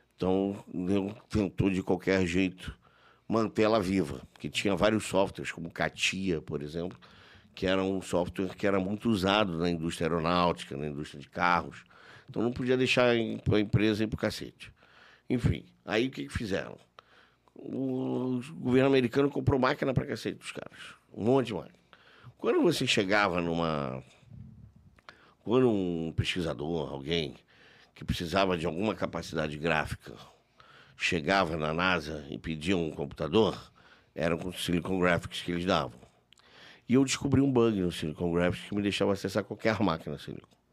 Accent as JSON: {"language": "Portuguese", "region": "Rio de Janeiro", "country": "Brazil", "tie": "born or raised there", "also_born_or_lived": "Brasília", "said": "eu passei a minha adolescência na Zona Sul do Rio de Janeiro."}